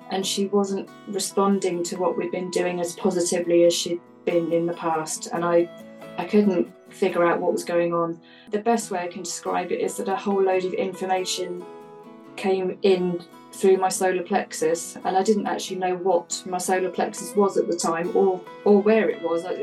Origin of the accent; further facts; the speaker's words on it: United Kingdom; that's what we call them in the UK